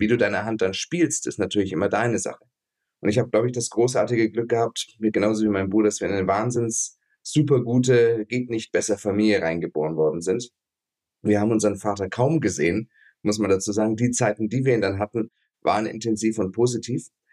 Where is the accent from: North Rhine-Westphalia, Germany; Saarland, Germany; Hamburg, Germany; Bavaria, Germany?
Bavaria, Germany; Ansbach; also born or lived in Duisburg; ich bin geboren in Duisburg, weil mein Großvater da Gynäkologe war. Hm. Aufgewachsen hier in, in Franken, also bei Nürnberg, eine Stadt heißt Ansbach